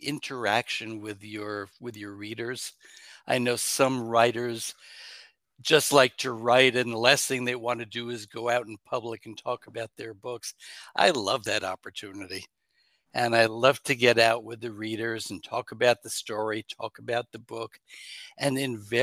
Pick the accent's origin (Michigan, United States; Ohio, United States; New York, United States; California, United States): New York, United States; I was born in New York State